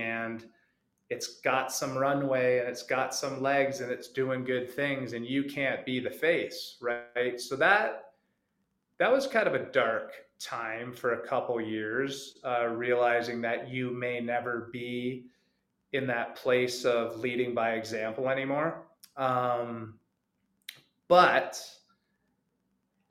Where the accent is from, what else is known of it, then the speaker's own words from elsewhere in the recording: Canada; I grew up in Canada.